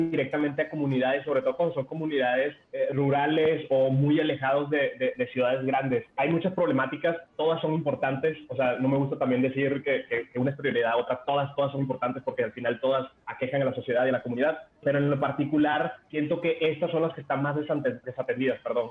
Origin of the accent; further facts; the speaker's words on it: Venezuela; now in Mexico; nací en Venezuela, o sea, yo para los 9, 10 años ya, ya había vivido dos golpes de Estado